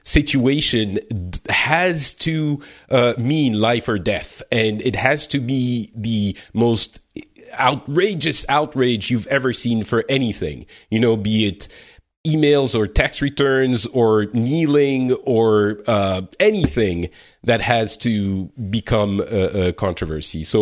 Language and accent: English; France; I'm from France